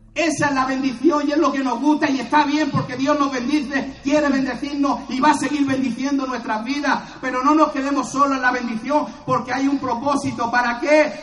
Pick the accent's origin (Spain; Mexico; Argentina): Spain; Cartagena, Region of Murcia; soy de Cartagena